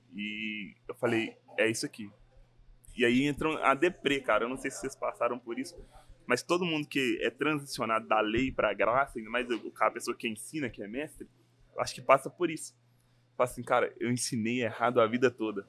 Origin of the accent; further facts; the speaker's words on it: Belo Horizonte, Minas Gerais, Brazil; sou de BH